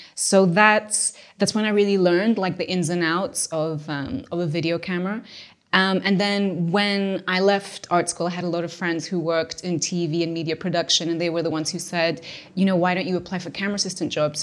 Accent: Lisbon, Portugal; moved away as an adult; also born or lived in London; I grew up in Portugal, specifically Lisbon.

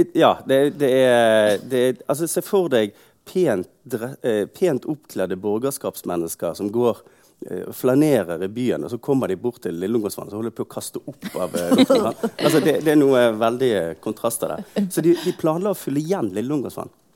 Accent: Bergen, Vestland, Norway; Jeg er født i Bergen, oppvokst her, på det stort sett hele livet

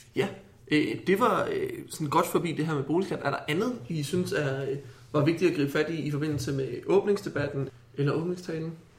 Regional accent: Haslev, Zealand, Denmark; now in Copenhagen, Denmark; Jeg kommer fra Haslev på Sydsjælland

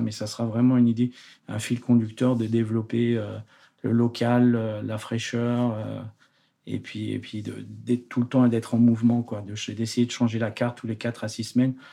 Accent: Haute-Loire, Auvergne-Rhône-Alpes, France; moved away as an adult; also born or lived in Paris region / London; now in Geneva, Switzerland; je suis originaire de la Haute-Loire, pas loin d'ici, en, Auvergne.

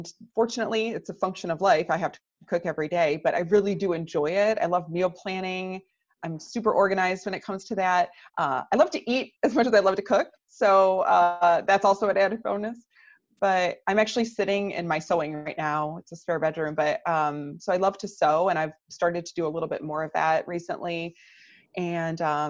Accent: Michigan, United States; now in Naperville, United States; I'm originally from Michigan

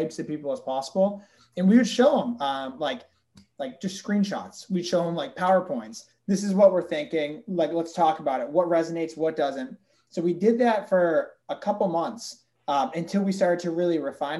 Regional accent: Central Massachusetts, United States; I am from Central Mass, went to UMass Amherst

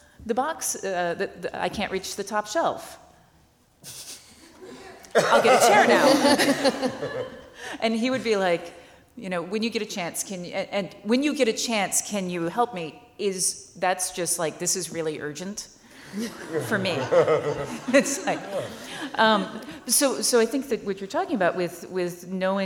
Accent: the South, United States; I'm American. I'm from the South

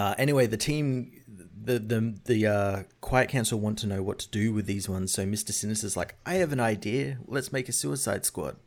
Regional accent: Australia; as an Australian

